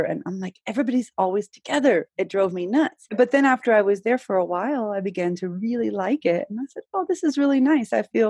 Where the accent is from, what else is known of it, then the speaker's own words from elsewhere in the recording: United States; also born or lived in Nicaragua; as an American being growing up in this culture.